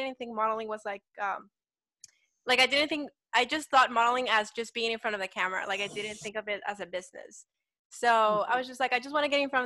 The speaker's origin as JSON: {"language": "English", "country": "El Salvador", "moved": "as an adult", "lives_now": "Germantown, Maryland, United States", "said": "I am originally from El Salvador."}